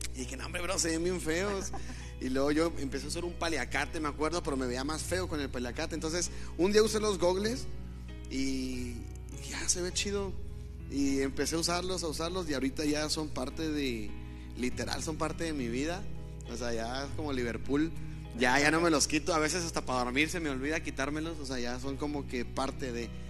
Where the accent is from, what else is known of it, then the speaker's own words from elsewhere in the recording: Hidalgo, Nuevo León, Mexico; also born or lived in Monterrey, Nuevo León; Según mi acta, nací en Monterrey, pero me fui a vivir a Hidalgo.